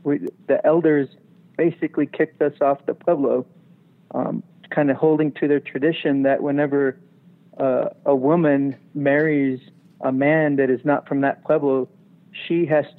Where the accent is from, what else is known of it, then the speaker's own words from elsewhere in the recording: United States; I'm Native American